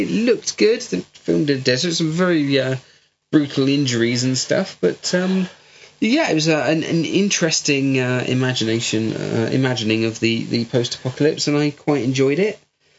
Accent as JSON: {"language": "English", "area": "West Country", "region": "South West England", "country": "United Kingdom", "accent": "West Country", "said": "I've got a West Country accent because I'm from the West Country."}